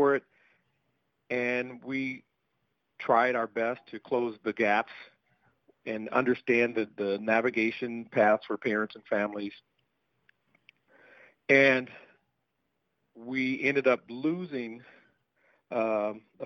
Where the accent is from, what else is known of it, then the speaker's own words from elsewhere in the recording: Des Moines, Iowa, United States; I did grow up on the east side of Des Moines